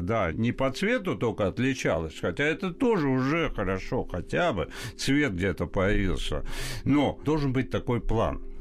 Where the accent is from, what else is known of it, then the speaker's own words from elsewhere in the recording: Tbilisi, Georgia; now in Russia; Я вы, э, вырос в период в Тбилиси, когда это был мощный интернациональный, культурный, образованный mm-hmm. город